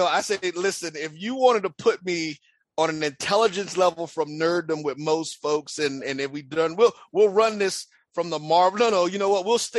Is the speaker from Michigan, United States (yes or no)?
no; the South, Florida, United States; I'm from the South.